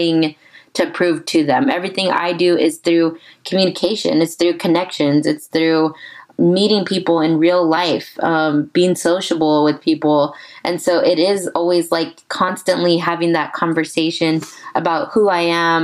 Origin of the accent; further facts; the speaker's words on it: San Antonio, Texas, United States; I'm born and raised San Antonian